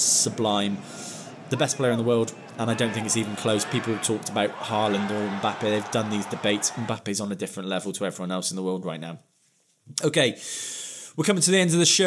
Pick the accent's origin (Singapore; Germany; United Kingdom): United Kingdom; England; As an Englishman